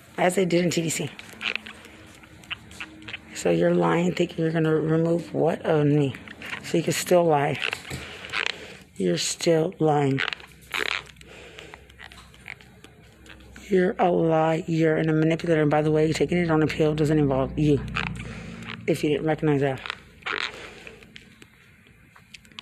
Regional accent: Lubbock, Texas, United States; I'm from Lubbock, where it's not about race

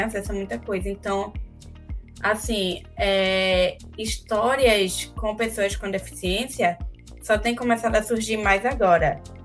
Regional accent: Recife, Pernambuco, Brazil; eu sou recifense

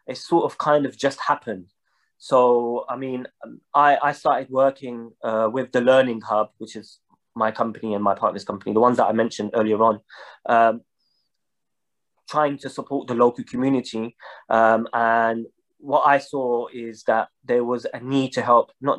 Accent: London, United Kingdom; I was born and raised in London, in East London

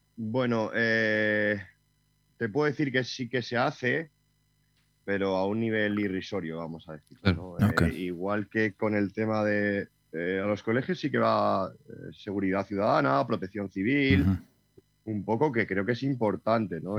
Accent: Castile and León, Spain; now in Sierra de Madrid, Spain; mi pueblo, tengo pueblo eh, en Ávila, y bueno, pues de alguna manera me crié en la, naturaleza

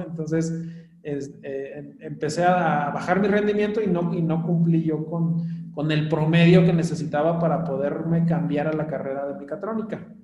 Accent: Mexico; born or raised there; moved away as an adult; also born or lived in Mexico City

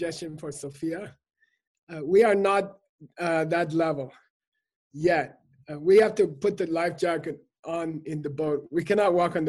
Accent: Germany; my family, we grew up eating meat because we come from Germany

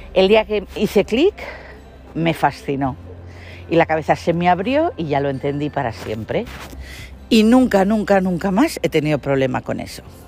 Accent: Catalonia, Spain; born or raised there; first language Spanish

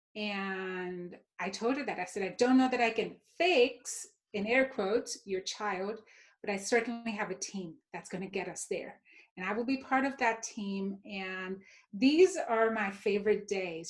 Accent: Mumbai, Maharashtra, India; moved away; also born or lived in Texas; growing up, I grew up in India, in Mumbai, which is the New York City of India.

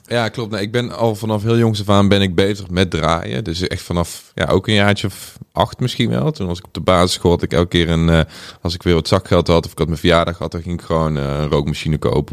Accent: Boxtel, North Brabant, Netherlands; moved away as an adult; also born or lived in Curaçao; now in Amsterdam, Netherlands; Ik ben opgegroeid in Bokstel in het zuiden van Nederland. Vlakbij Den Bosch

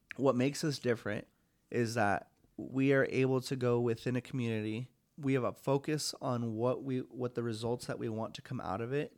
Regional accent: Longview, Washington, United States; now in Spokane, United States; my hometown itself, Long View, Washington

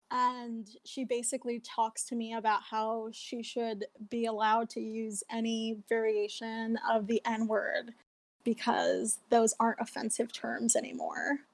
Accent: New York City, New York, United States; I'm from New York, specifically East Harlem

